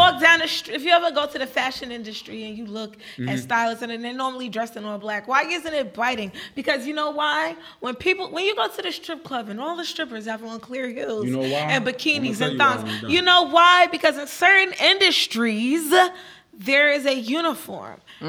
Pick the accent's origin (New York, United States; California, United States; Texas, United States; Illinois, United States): New York, United States; Brooklyn; I'm from Brooklyn.